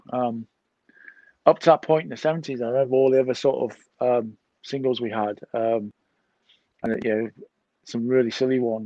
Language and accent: English; Wales, United Kingdom; obviously I'm Welsh